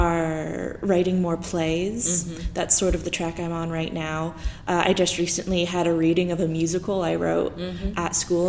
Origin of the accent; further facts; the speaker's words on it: Idaho, United States; now in Portland, United States; I'm from Idaho.